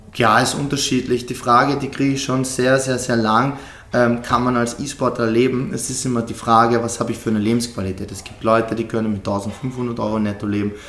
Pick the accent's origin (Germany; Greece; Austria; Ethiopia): Austria; bei uns in Österreich